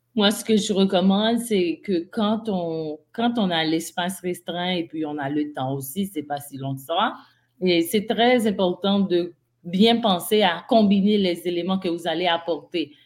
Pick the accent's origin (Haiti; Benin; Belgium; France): Haiti; moved away; je suis d'Haïti.